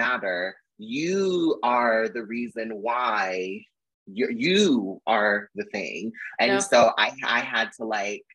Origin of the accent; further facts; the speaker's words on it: California, United States; moved away as an adult; also born or lived in Arizona; I'm from California, so I went back home and stayed with my mom